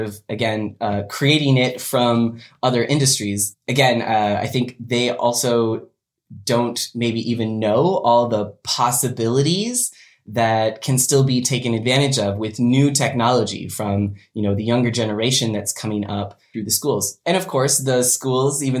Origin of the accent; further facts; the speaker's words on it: Western Washington, United States; I was born and raised in Washington State, Western Washington, the wet side